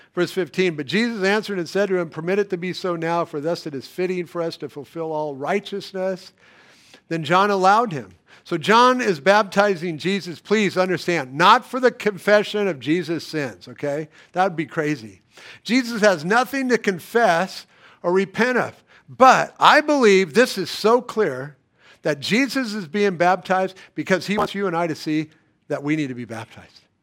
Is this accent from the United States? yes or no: yes; United States; I'm American.